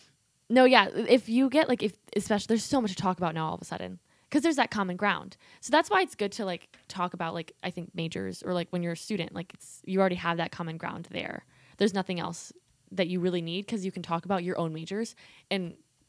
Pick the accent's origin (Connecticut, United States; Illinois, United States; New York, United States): Connecticut, United States; Meriden; maybe it's because I'm from Meriden.